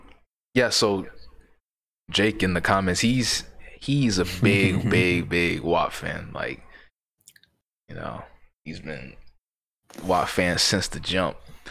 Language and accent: English; the North, United States; I'm from the North